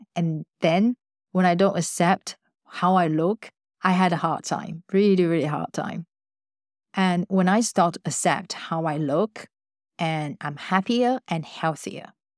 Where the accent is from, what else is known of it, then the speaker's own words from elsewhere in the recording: Taiwan; moved away as an adult; I grew up in Taiwan.